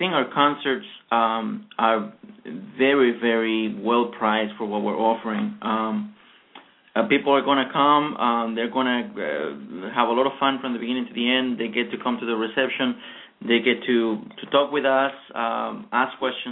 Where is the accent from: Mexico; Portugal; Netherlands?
Mexico; now in Washington, D.C., United States; I'm from Mexico